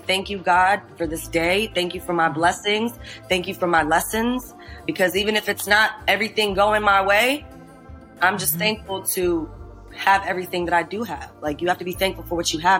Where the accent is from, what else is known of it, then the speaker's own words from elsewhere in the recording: Iran; I'm Persian from Iran.